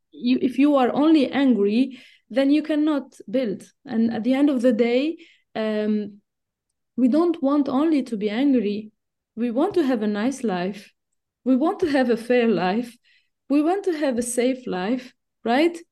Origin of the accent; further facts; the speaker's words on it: Tunisia; moved away as an adult; also born or lived in Switzerland; I was born and raised in Tunisia and I studied I mean, everything was in Tunisia until I only did my P H D in Switzerland.